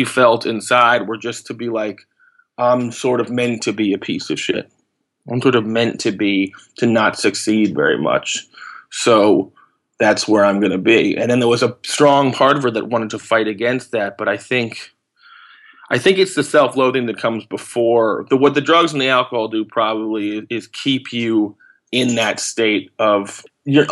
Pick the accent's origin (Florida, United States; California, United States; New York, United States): New York, United States; also born or lived in Los Angeles, United States; I moved from there when I was 5 to New York, and I've sort of been here ever since.